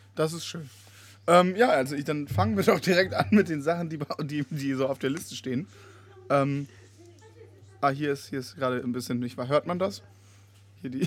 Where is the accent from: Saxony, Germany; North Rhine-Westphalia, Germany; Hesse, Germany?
North Rhine-Westphalia, Germany; Bonn; meiner Heimatstadt Bonn